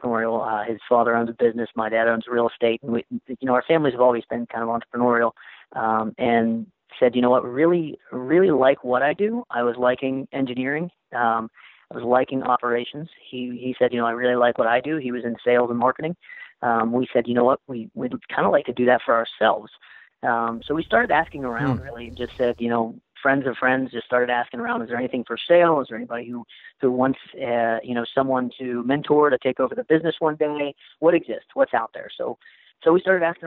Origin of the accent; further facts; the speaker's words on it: Moundsville, West Virginia, United States; also born or lived in Wheeling, West Virginia / Orlando, Florida; Was born and raised in Moundsville, West Virginia